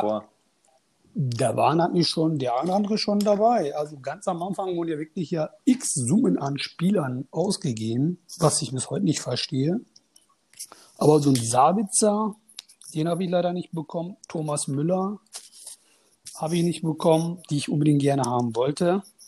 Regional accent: Münster, North Rhine-Westphalia, Germany; also born or lived in Turkey; bin 38 Jahre alt und komme aus Münster. Und geboren bin ich in der Türkei.

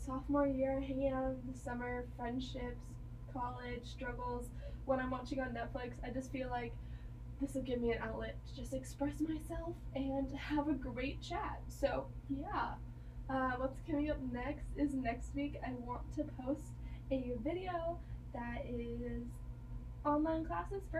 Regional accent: near Texas Tech, United States; also born or lived in Kansas; I am transferring back to a college closer to my hometown. I'm going to Texas Tech in the fall

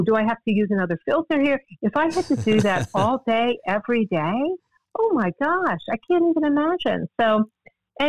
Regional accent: United States; I grew up in Washington

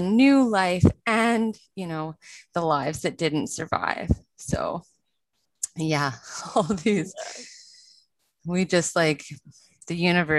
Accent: Vancouver, British Columbia, Canada; I grew up in Vancouver, British Columbia in Canada

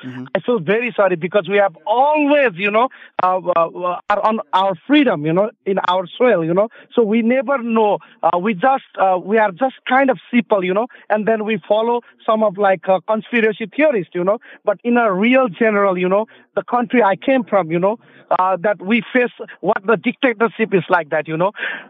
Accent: Nepal; now in Charlottesville, United States; My native land is Nepal

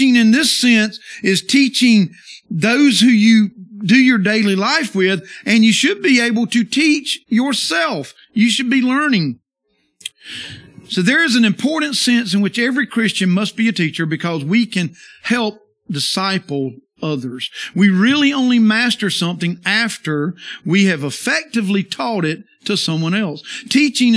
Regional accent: the South, United States; I'm from the South

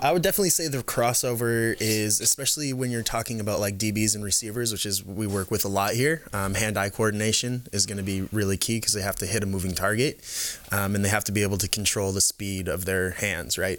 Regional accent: the Bay Area, California, United States; moved away as an adult; also born or lived in Canada; I grew up in the Bay. Um, in California here

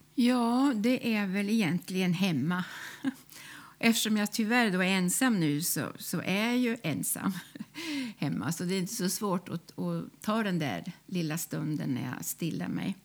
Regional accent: Karlskoga, Värmland, Sweden; moved away; jag är född i Karlskoga i Värmland

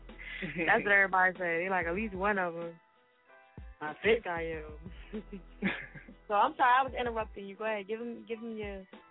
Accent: Boston, Massachusetts, United States; They don't say I'm from Boston. Boston. They say I'm from Boston. Boston.

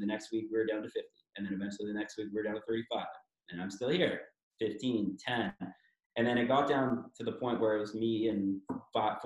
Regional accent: Toronto, Ontario, Canada; I'm from Toronto, born and bred.

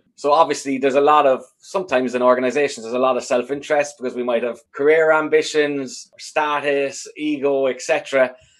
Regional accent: Ireland; having grown up in sort of a, a homogeneous enough society in Ireland

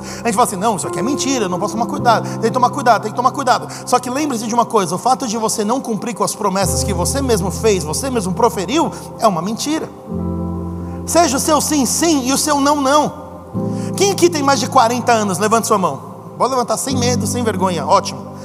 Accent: Brazil; para todos nós que somos brasileiros

